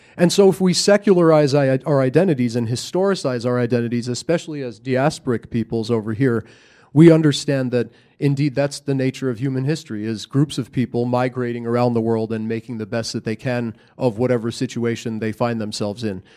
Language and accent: English; United States; moved away as an adult; also born or lived in India; now in Canada; I'm an American. I grew up in America. I've lived there all my life.